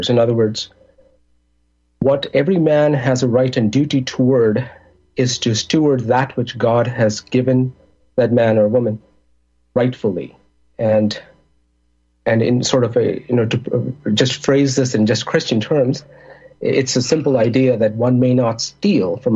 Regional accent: India; moved away as an adult; also born or lived in Middle East; now in Chicago, United States; I'm originally from India. I grew up in the Middle East because that's where my parents um, temporarily migrated to for work. I, I did college back in India. And then I came to Chicago in 2004.

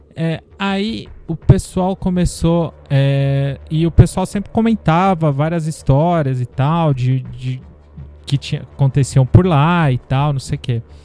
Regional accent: Santos, São Paulo, Brazil; da minha terra natal, Santos, que não é exatamente minha terra natal, mas é a terra que eu considero minha terra natal

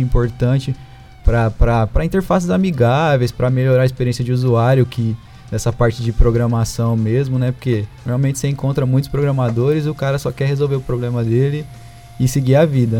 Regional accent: Ribeirão Preto, São Paulo, Brazil; sou daqui de Ribeirão, nasci, cresci aqui, sempre morei aqui

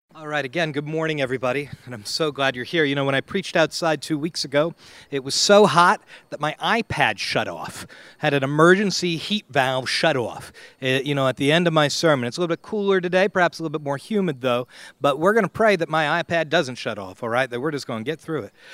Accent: United States; as an American

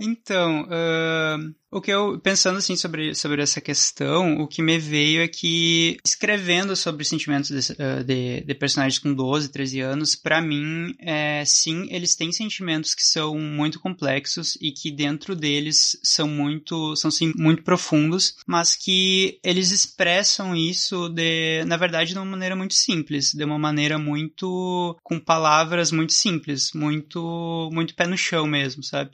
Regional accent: Santa Maria, Rio Grande do Sul, Brazil; sou de Santa Maria, Rio Grande do Sul

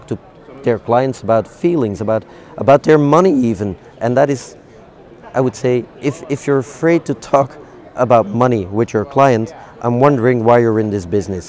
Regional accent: Belgium; I'm from Belgium, we're famous for French fries with mayonnaise

